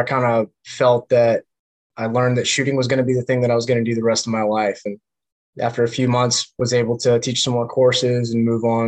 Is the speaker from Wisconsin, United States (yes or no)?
no; Grimesland, North Carolina, United States; moved away as an adult; also born or lived in Greenville, North Carolina / Kaneohe Bay, Hawaii; I was born originally in Greenville, North Carolina